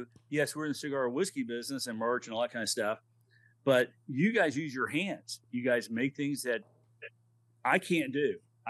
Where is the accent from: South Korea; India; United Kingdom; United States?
United States; Corpus Christi, Texas; also born or lived in Aberdeen Proving Ground, Maryland / Huntsville / California / Hong Kong; my dad eventually moved to Corpus Christi, Texas. I was in fourth grade, and I grew up in Texas, and I love Texas. My heart's always in Texas.